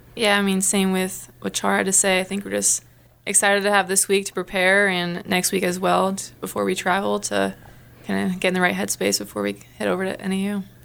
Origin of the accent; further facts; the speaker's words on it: Riverside, California, United States; moved away as an adult; now in Missoula, United States; I'm from Riverside, California